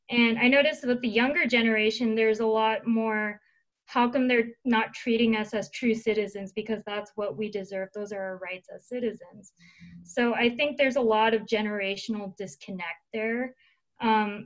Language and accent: English; Seattle, Washington, United States; I'm from Seattle